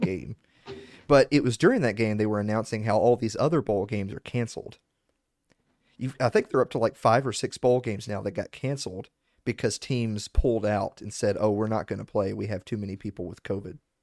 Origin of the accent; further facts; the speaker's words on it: the South, United States; I'm from the South